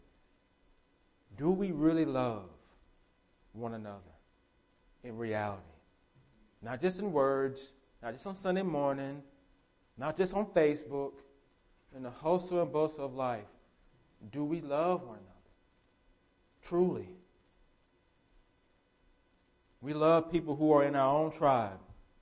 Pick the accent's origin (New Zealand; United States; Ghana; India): United States; As American Christians, because we're Americans.